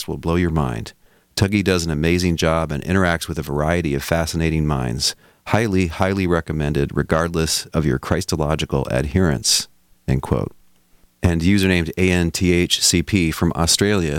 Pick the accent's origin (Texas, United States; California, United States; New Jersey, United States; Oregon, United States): Texas, United States; By my home country, of course, I mean Texas